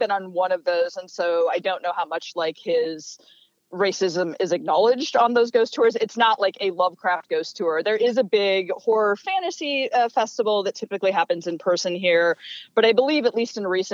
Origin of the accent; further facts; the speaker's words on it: Montana, United States; now in Rhode Island, United States; I'm not even a local. I'm from Montana.